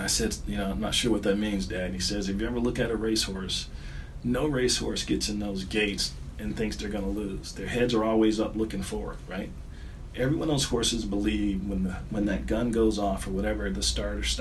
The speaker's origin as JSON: {"language": "English", "town": "Detroit", "region": "Michigan", "country": "United States", "tie": "born or raised there", "also_born_or_lived": "Northern Ohio / Atlanta", "moved": "as an adult", "said": "I grew up in Detroit"}